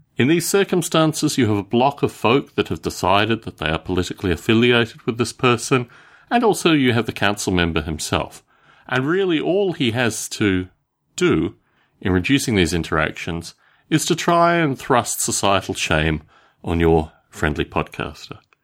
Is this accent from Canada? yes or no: no; Australia; When I was growing up in Australia